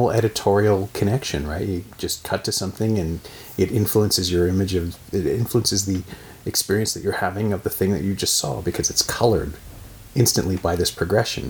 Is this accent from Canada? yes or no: yes; Canada; I grew up in Canada